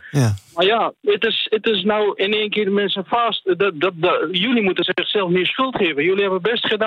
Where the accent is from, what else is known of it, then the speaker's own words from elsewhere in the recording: Afghanistan; now in Netherlands; Ik ben Afghaan